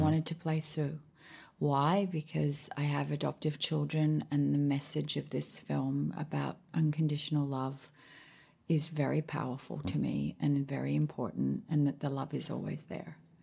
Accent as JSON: {"language": "English", "town": "Sydney", "region": "New South Wales", "country": "Australia", "tie": "born or raised there", "also_born_or_lived": "Honolulu, Hawaii / Washington, D.C.", "moved": "as an adult", "lives_now": "Nashville, United States", "said": "And then we moved back to Australia"}